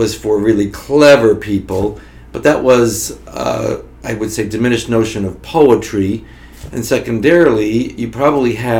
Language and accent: English; Florida, United States; moved away as an adult; now in Notre Dame, United States; I came from Florida